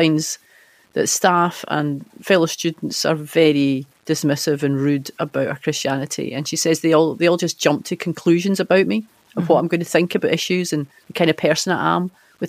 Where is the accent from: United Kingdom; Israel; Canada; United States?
United Kingdom; Scotland; And I'm just left wondering where we go as a Scottish culture so that you can actually say to your friend, you know, I follow Jesus and this is why